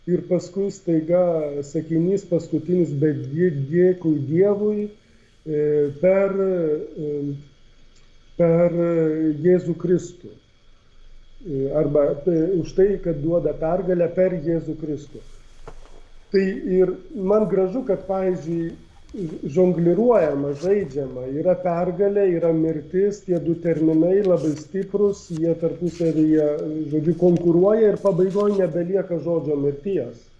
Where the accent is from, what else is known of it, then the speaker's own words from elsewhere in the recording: Lithuania; mums, kurie esam lietuviai iš šiaurės